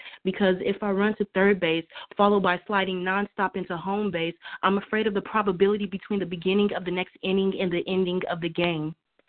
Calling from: California, United States; This is Authentically Speaking. I'm calling from California.

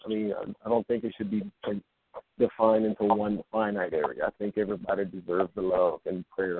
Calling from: Lafayette, Louisiana, United States; Lafayette, Louisiana.

